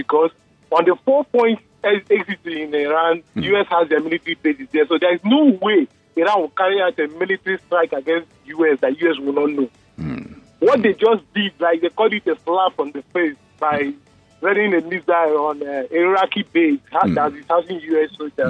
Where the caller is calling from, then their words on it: Lekki, Lagos, Nigeria; This is …. I'm calling from Lekki.